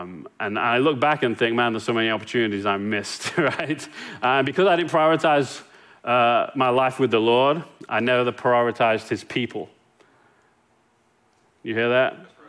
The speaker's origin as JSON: {"language": "English", "region": "England", "country": "United Kingdom", "moved": "yes", "lives_now": "Longview, United States", "said": "Like, I came from England and landed in Longview."}